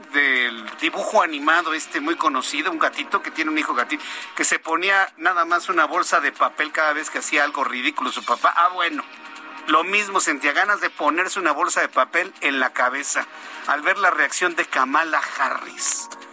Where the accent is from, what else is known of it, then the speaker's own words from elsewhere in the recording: Mexico; ¿Qué estamos pagando como mexicanos?